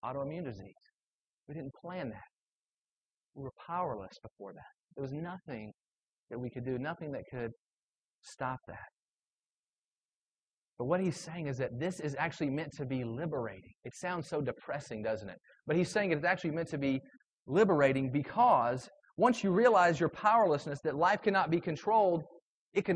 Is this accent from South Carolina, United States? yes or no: yes; South Carolina, United States; I grew up in South Carolina